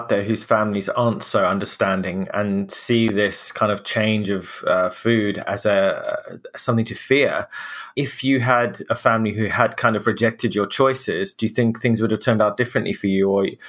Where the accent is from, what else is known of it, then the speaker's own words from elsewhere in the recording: Zimbabwe; now in United Kingdom; I moved to the UK from Zimbabwe where I grew up